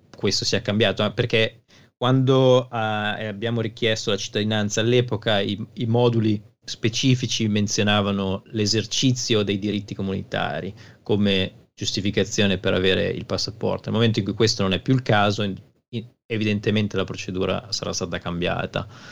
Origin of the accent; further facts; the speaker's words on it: Italy; moved away as an adult; now in Stockport, United Kingdom; sono cresciuto in periferia in Italia